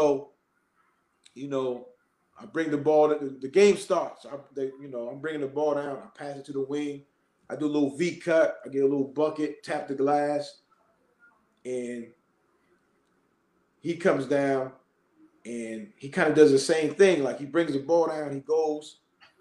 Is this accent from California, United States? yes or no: no; Boston, Massachusetts, United States; also born or lived in Jamaica Plain, Boston; I'm a Roxbury kid from Mission Hill, but I moved from Mission Hill to JP